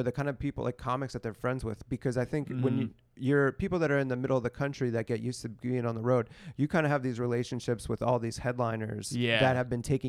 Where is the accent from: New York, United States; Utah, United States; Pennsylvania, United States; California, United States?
Pennsylvania, United States; Pittsburgh; I'm from Pittsburgh, which is pretty close to the Midwest.